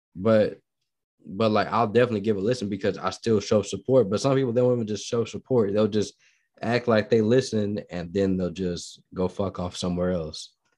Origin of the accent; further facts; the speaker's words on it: Midwest, United States; now in Texas, United States; I'm not from Texas, I've been in mid, I'm, I'm from the Midwest